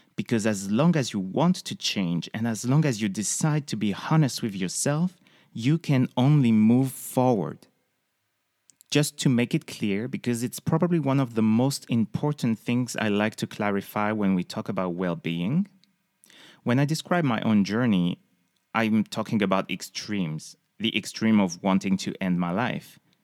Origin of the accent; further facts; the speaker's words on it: close to the Spanish border, south of France, France; moved away as an adult; also born or lived in Paris; now in United States; I was born and raised in the south of France, close from the Spanish border.